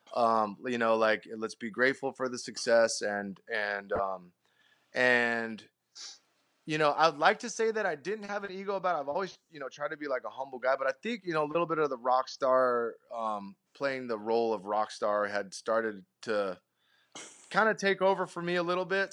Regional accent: Sacramento, California, United States; we're from Sacto.

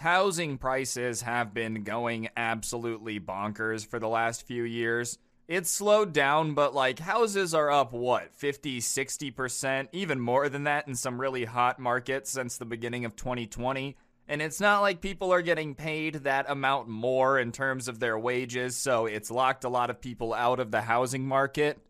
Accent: United States; I'm an American

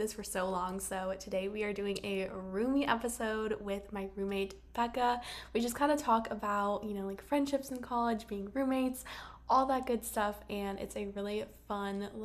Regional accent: Elon, North Carolina, United States; I'm from Elon, North Carolina, so only like 45 minutes away from Chapel Hill

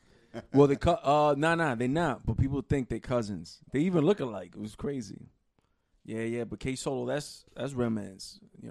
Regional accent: New York City, New York, United States; I'm from Queens. We from Queens.

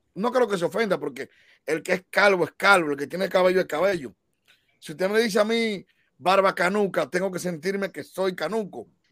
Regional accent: Dominican Republic; como dominicano

